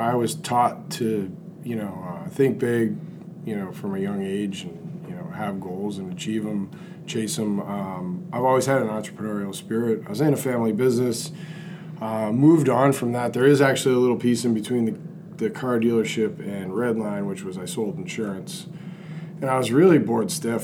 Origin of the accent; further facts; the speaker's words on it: Danvers, Massachusetts, United States; I'm from Danvers, Mass.